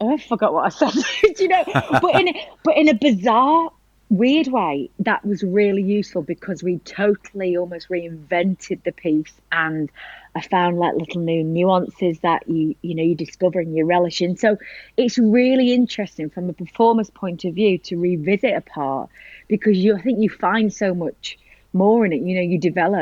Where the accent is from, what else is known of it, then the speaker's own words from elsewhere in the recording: Blackpool, North West England, United Kingdom; now in London, United Kingdom; I came from Blackpool and then I went to live in London.